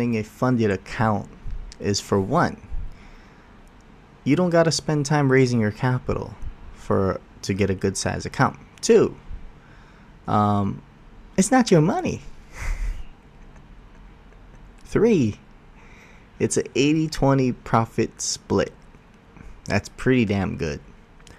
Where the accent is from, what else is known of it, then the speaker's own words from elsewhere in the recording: Oahu, Hawaii, United States; I'm from Oahu